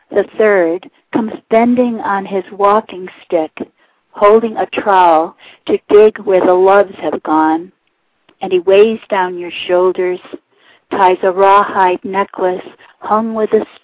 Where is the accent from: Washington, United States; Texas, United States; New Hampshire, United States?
New Hampshire, United States; Walpole; I'm from Walpole, New Hampshire, and I'm the New Hampshire Poet Laureate.